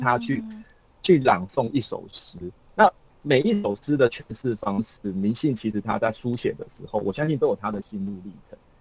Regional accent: Kaohsiung, Taiwan; 怡辉呢，他其实也是我们高雄人哦

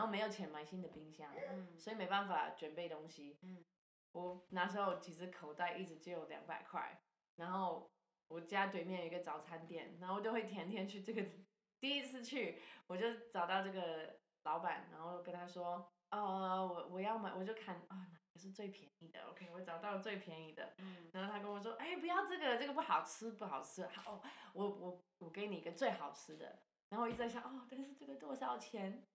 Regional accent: Ontario, Canada; Chinese is a second language; moved away as an adult; now in Taiwan; 我是加拿大人，然后 我其实是很，好久，好久年前来台湾

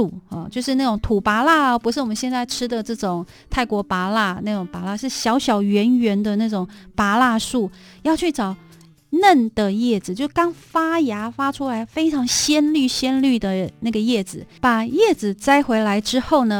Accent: Taiwan; 小时候在部落

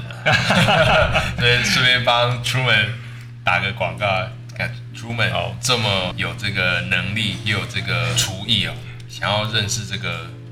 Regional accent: Taiwan; 我们台湾人的那种，你知道，原本重口味的那种调味

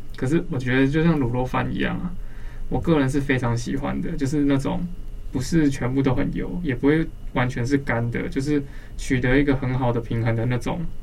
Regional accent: Banqiao, New Taipei, Taiwan; 小时候住在板桥的时候

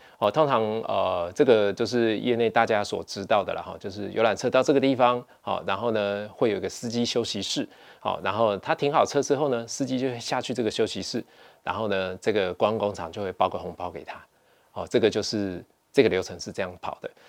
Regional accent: Taiwan; 我们台湾人

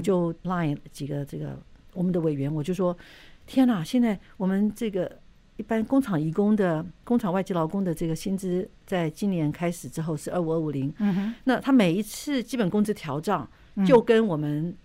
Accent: Taiwan; 我们台湾人

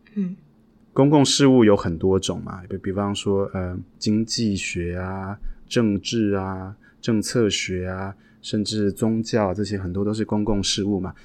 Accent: Taiwan; moved away as an adult; now in United States; 我是一个从小在台湾长大的孩子，一直到了三十几岁，我才，才有机会出国去留学跟感受外国的世界

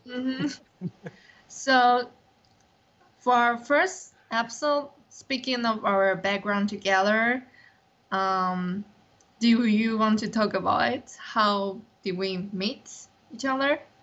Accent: Taiwan; English is a second language; I'm the one from Taiwan

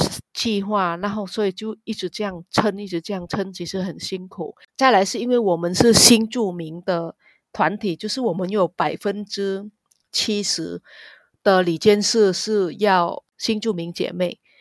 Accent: Vietnam; Chinese is a second language; moved away as an adult; now in Taiwan; 然后我也是南洋台湾姐妹会的理事，我来自越南，

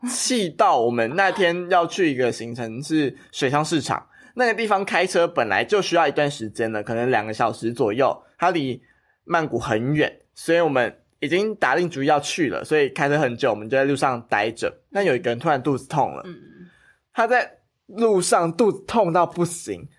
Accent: Taiwan; 我一直都跟你说我不是，然后我在台湾出生， 哦， 所以我 懂 其实大部分的亲人都在印尼。

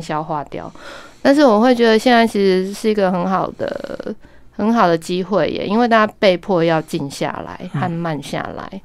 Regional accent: Kaohsiung, Taiwan; moved away; also born or lived in Taipei; 我是高雄人

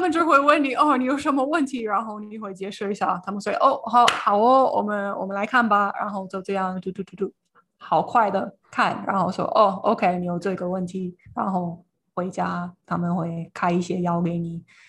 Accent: United States; Chinese is a second language; now in Taiwan; 我是美国人

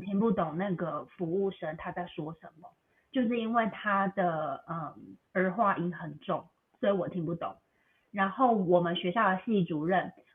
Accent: Taiwan; moved away as an adult; also born or lived in Beijing, China / Macau; now in United States; 我本来是在台湾长大，后来我去中国大陆，我去北京念书，念了，呃，六年，后来又去澳门工作几年，然后目前我是定居在美国

